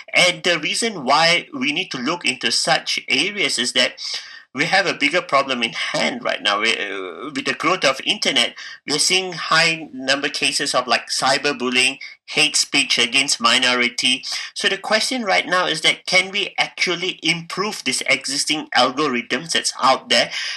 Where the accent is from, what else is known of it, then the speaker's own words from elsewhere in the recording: Malaysia; moved away as an adult; now in Dunedin, New Zealand; I'm from Malaysia